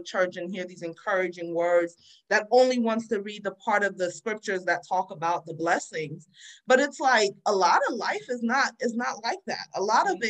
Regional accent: New Jersey, United States; also born or lived in Freetown, Sierra Leone; now in Baltimore, United States; I grew up in New Jersey. People make fun of my accent a lot

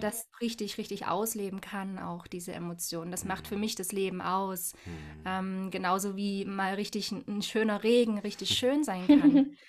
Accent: Dresden, Saxony, Germany; lebe hier in Dresden, wo ich auch tatsächlich geboren wurde, ist meine Geburtsstadt

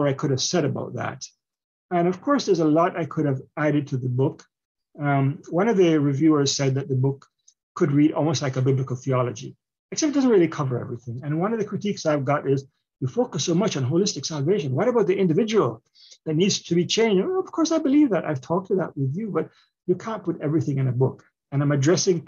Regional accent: Jamaica; also born or lived in Canada; now in United States; I'm a Jamaican, but I also immigrated to Canada and Canada shaped me. And now I'm in America

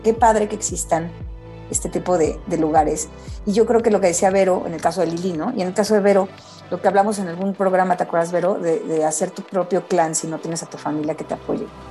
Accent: Mexico; a mí como mamá mexicana

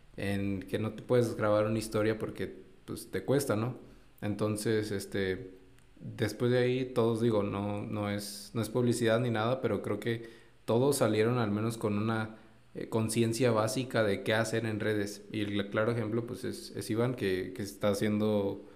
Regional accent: Durango, Mexico; yo también soy de Durango

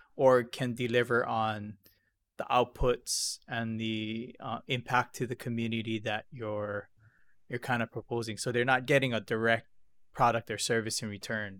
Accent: Hilo, Hawaii, United States; I'm from Hilo

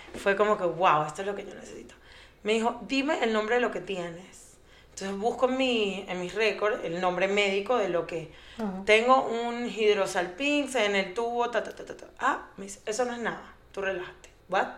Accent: Venezuela; moved away as an adult; also born or lived in Colombia; now in Aventura, United States; Soy Colombia, venezolana, porque nací en Colombia, pero me crecí, crecí en Venezuela, eh, me vine a Estados Unidos hace, no sé, como 16 años

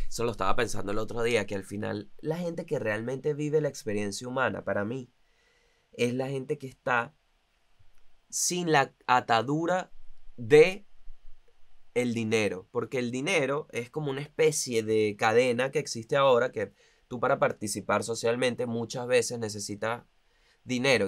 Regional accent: La Guaira, Vargas, Venezuela; also born or lived in Caracas, Venezuela; now in Buenos Aires, Argentina; yo soy de La Guaira. Al final, yo soy del estado Vargas.

